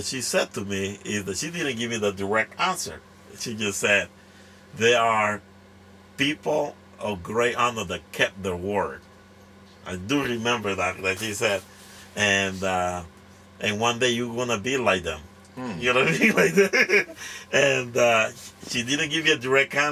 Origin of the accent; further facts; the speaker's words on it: La Ceiba, Atlántida, Honduras; English is a second language; also born or lived in Tegucigalpa, Honduras; now in United States; I grew up in, was born and raised in La Ceiba, Honduras.